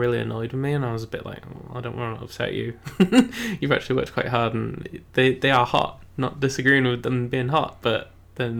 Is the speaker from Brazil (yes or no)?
no; Cumbria, North West England, United Kingdom; I'm from Cumbria